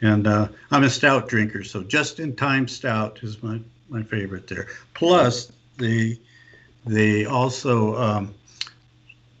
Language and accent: English; Tumwater, Washington, United States; moved away; also born or lived in Oregon / Northern California; I grew up in Tumwater, Washington, home of the Olympia Brewing Company